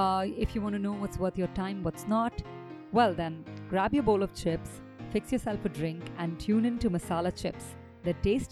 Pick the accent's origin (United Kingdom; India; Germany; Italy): India; New Delhi, Delhi; We're a couple from New Delhi